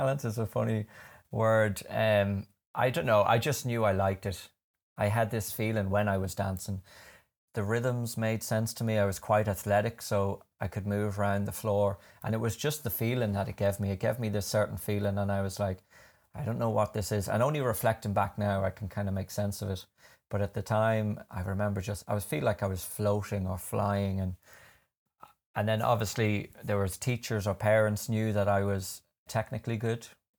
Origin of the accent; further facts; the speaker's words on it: London, United Kingdom; I grew up in London, and my parents are both from, well, my dad would kill me if I said he was from Coothill.